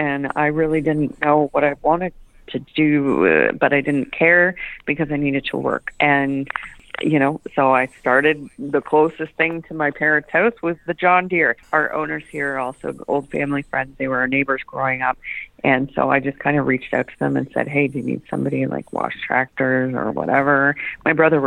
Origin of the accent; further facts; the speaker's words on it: Nobleton, Ontario, Canada; Being my hometown, I was moving back to Nobleton anyway